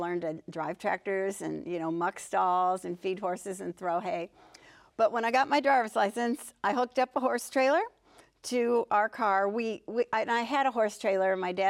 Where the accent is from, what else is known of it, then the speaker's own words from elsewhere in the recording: Pittsburgh, Pennsylvania, United States; So, we lived in Pittsburgh in the suburbs, and I have a sister who is 3 years younger.